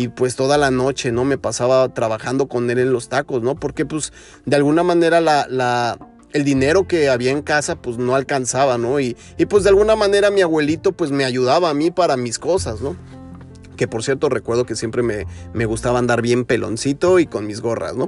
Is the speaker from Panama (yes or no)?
no; Mexico; now in United States; como en mi país, como en México